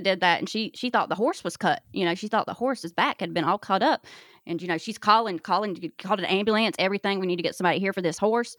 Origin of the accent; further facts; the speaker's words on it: North Carolina, United States; Oh, well, I'm from North Carolina.